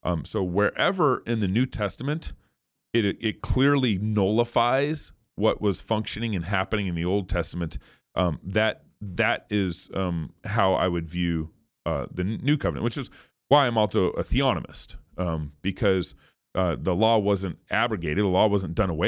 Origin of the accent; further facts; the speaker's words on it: Texas, United States; also born or lived in New Mexico / Oregon / California / Colorado; I've lived in 6 different states now. I was born and raised in Texas, lived in New Mexico for 1 year, Oregon, California, Colorado and Idaho.